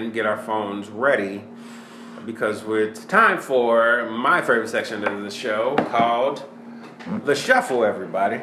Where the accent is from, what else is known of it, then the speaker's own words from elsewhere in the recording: Chicago, Illinois, United States; moved away; I'm originally from Chicago